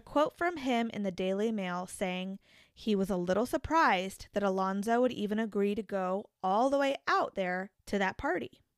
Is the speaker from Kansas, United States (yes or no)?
yes; the Topeka, Kansas area, United States; Being from the area, I think I'd describe Topeka as being more urban